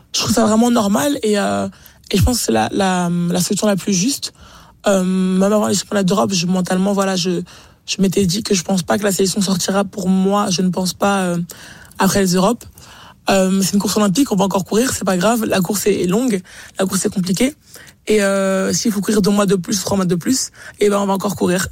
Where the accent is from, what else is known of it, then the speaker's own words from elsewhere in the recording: France; en tant que Français